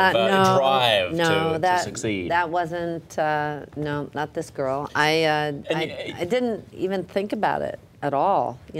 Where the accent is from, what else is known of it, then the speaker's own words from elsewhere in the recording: Jackson Heights, Queens, then New Jersey, United States; also born or lived in Manhattan, New York; I was raised in Jackson Heights and then New Jersey.